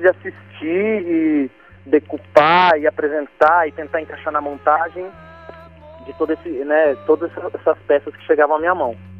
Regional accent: Paraná, Brazil; moved away as an adult; also born or lived in Italy; now in São Paulo, Brazil; eu sou do Paraná

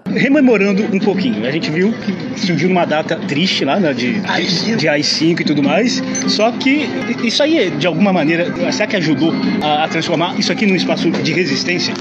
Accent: Rio de Janeiro, Brazil; moved away; eu aproveitei um dos meus retornos à minha terra, esse Rio de Janeiro querido

